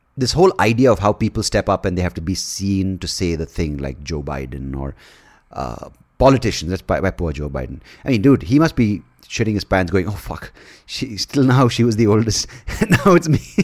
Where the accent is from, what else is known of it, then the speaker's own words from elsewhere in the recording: India; as an Indian